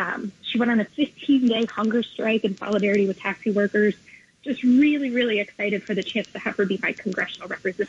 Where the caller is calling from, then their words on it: New York City, New York, United States; I'm calling from the Lower East Side of Manhattan.